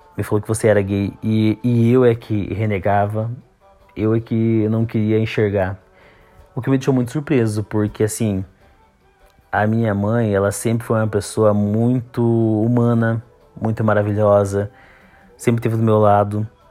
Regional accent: Campos Novos, Santa Catarina, Brazil; eu nasci aqui em Campos Novos mesmo

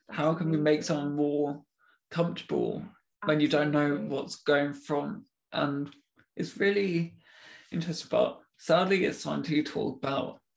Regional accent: United Kingdom; Being very British, like, what platform do I go to?

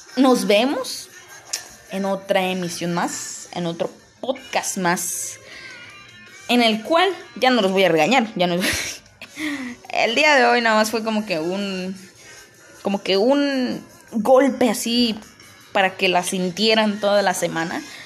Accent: Palenque, Chiapas, Mexico; aquí en Palenque, de donde yo soy

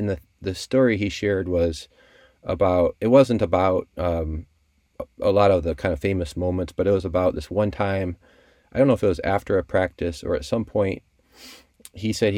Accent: South Bend, Indiana, United States; I grew up in South Bend, just like a block or two from Notre Dame.

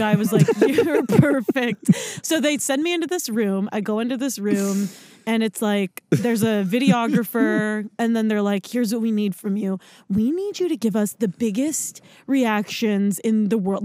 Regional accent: Pittsburgh, Pennsylvania, United States; we're from Pittsburgh

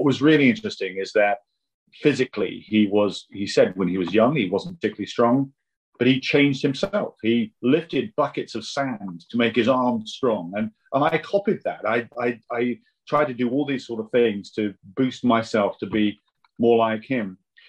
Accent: Vienna, Austria; I grew up in Vienna. My father was a diplomat with the United Nations, and I went to the international school there.

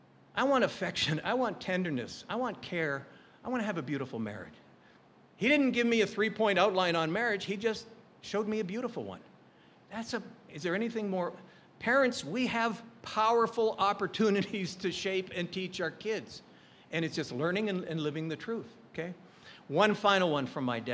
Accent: Calgary, Alberta, Canada; now in Hawaii, United States; we grew up in Calgary, Alberta.

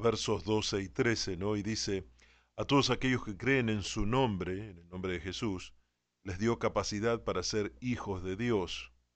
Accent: Argentina; como soy argentino

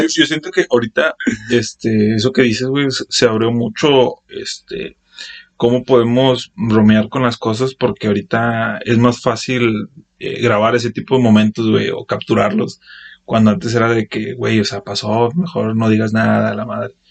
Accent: Monterrey, Nuevo León, Mexico; somos regios

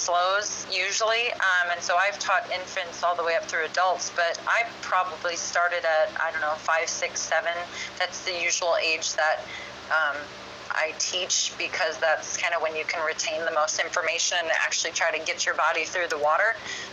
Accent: Madison, Wisconsin, United States; moved away as an adult; also born or lived in Chicago; now in Los Angeles, United States; I grew up in Madison and then lived in Chicago for about 4 years before I moved out to LA.

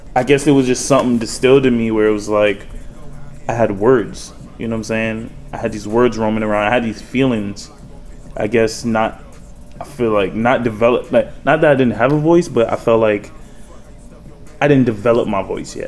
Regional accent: New York City, New York, United States; also born or lived in Baltimore, Maryland; raised in New York

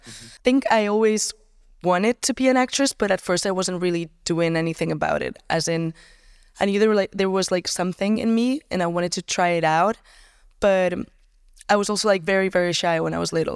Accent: Barcelona, Catalonia, Spain; also born or lived in Tarragona area; It was, it was here in Barcelona. I lived here kind of my entire life

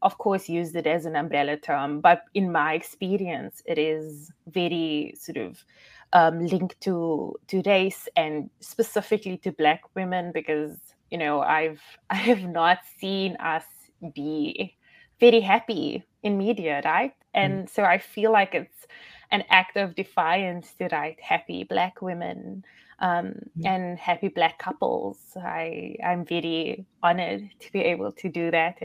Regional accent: South Africa; I'm obviously South African

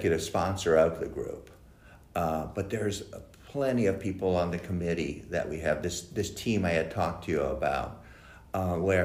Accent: Southern California, United States; growing up in a community like Aliso Niguel, Laguna Niguel, Aliso Viejo, or Rosemead

